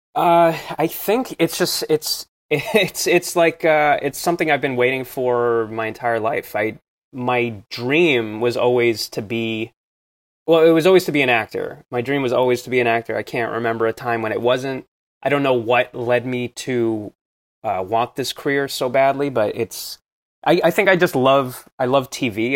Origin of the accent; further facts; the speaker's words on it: New Jersey, United States; I grew up in New Jersey, in, close to the city